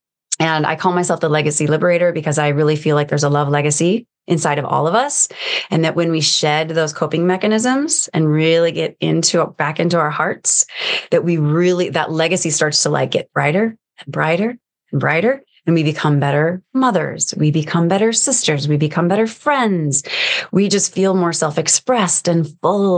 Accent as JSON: {"language": "English", "country": "United States", "said": "I'm American"}